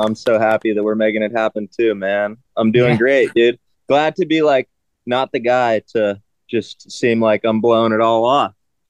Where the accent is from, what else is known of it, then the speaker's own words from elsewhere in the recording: Hopewell, Pennsylvania, United States; also born or lived in Fort Worth, Texas; I grew up in a town called Hopewell, which is like right next to Aliquippa, Pennsylvania.